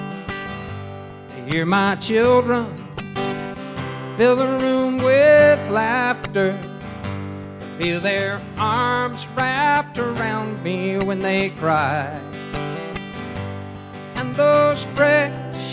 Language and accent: English; Treasure Coast, Florida, United States; also born or lived in Nashville; I grew up on the Treasure Coast, and we were living in Vero Beach.